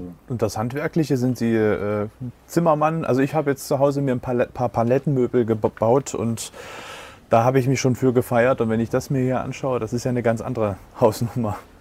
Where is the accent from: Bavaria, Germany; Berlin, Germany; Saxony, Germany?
Saxony, Germany; Leipzig; für mich als Leipziger Tieflandsbucht-Mensch